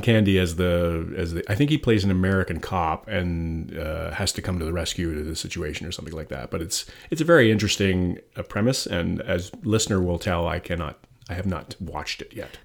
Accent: Canada; now in Connecticut, United States; I'm Canadian

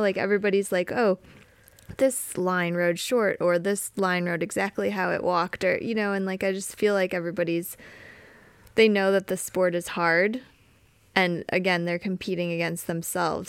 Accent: Wisconsin, United States; I grew up riding in Wisconsin

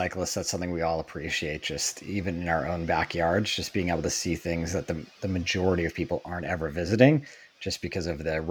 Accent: United States; And as an American, I just thought it was really interesting to read about how these roads arrived in Scotland

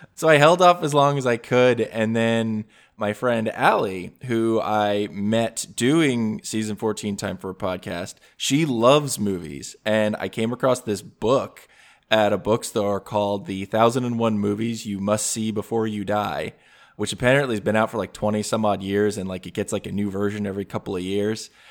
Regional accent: New Jersey, United States; I grew up in New Jersey

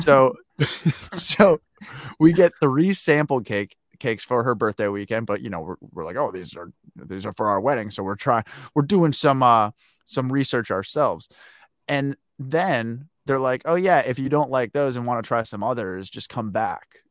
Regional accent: United States; as an American

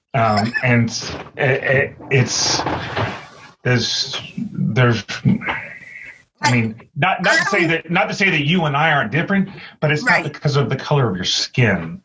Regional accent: the South, United States; I am living in the South, growing up in the South

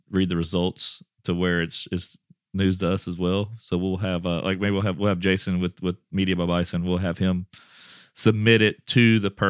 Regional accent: Rockport, Texas, United States

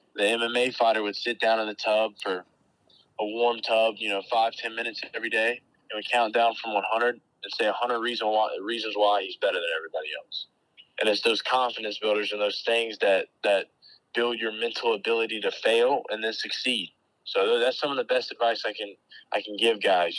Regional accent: North Carolina, United States; growing up in North Carolina, I feel like we don't have anything near us at all

